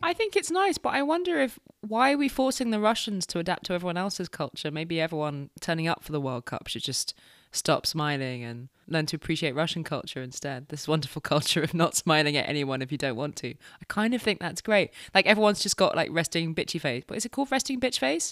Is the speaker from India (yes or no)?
no; United Kingdom; we're British